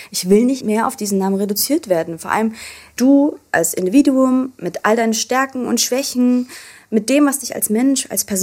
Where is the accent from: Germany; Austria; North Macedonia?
Austria; Vienna; born there; Geboren bin ich in Österreich, um genau zu sein in Wien.